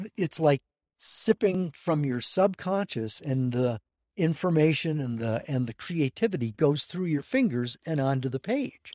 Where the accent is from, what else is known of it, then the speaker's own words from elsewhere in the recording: La Crosse, Wisconsin, United States; I'm from La Crosse, Wisconsin, which is on Wisconsin's west coast, otherwise known as the Mississippi River